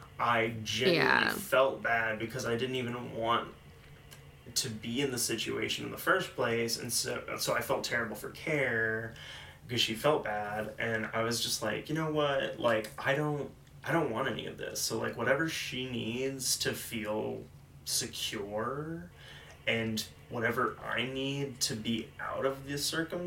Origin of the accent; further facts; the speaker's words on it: North Carolina, United States; I am from North Carolina, and that's where I'm going.